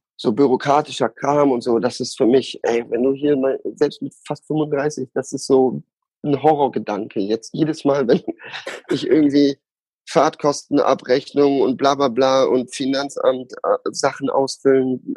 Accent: Osnabrück, Lower Saxony, Germany; da, wo ich aufgewachsen bin, ähm, war in Hollage, Osnabrück.

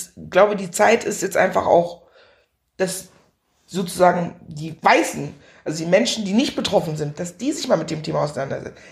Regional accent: Meckenheim, North Rhine-Westphalia, Germany; Ich bin in Meckenheim bei Bonn groß geworden

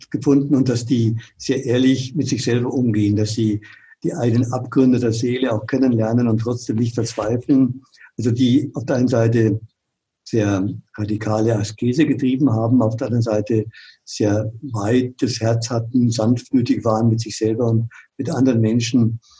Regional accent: Munich, Bavaria, Germany; moved away as an adult; also born or lived in Franconia; Ich bin in München groß geworden, da spricht man Oberbayerisch, in Franken, die haben eine ganz andere Sprache, schon allein, das war ein Kulturschock.

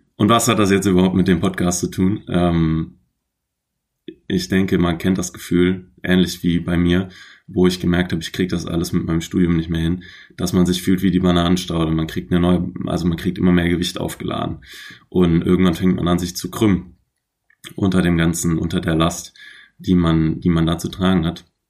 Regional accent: Troisdorf, North Rhine-Westphalia, Germany; moved away as an adult; also born or lived in Aachen; now in Hamburg, Germany; in Trostorf geboren bei Köln

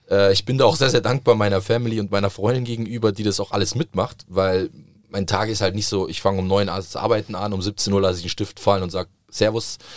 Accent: Southern Italy, Italy; ich komme aus Süditalien

